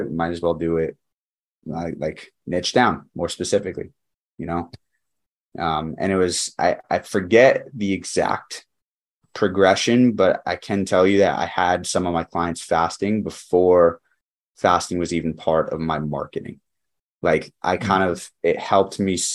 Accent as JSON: {"language": "English", "region": "New Jersey", "country": "United States", "tie": "born or raised there", "also_born_or_lived": "Connecticut", "moved": "as an adult", "said": "I grew up in New Jersey and then I went to school in Connecticut."}